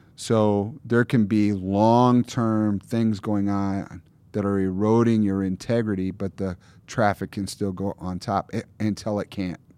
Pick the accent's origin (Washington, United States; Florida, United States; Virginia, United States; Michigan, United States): Michigan, United States; Lower; moved away; also born or lived in Minneapolis; I grew up in Lower Michigan